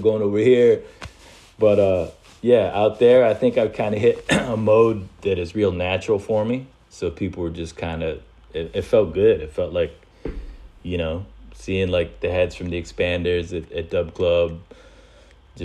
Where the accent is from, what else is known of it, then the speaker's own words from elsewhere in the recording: East Coast, United States; also born or lived in California; as an East Coaster